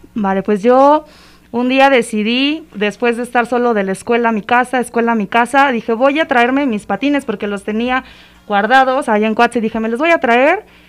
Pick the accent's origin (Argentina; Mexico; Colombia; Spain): Mexico; como mexicanos